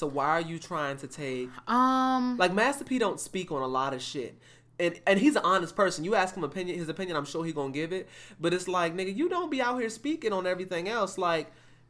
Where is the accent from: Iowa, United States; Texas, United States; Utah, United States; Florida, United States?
Texas, United States; Houston; Being that I'm from Houston and current in Houston, nobody down here is challenging one another to donate.